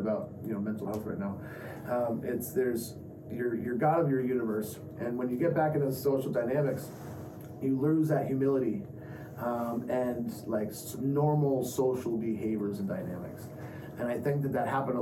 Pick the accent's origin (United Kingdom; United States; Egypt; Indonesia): United States; Vermont; now in California, United States; when I was growing up in Vermont